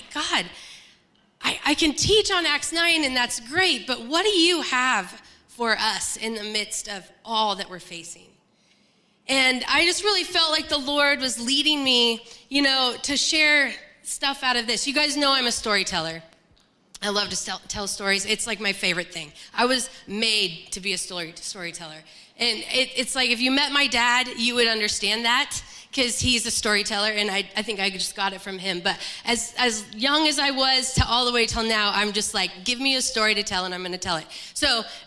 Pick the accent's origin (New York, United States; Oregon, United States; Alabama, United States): Oregon, United States; La Grande; moved away; I'm from Eastern Oregon, so La Grande, it's 9.5 hours away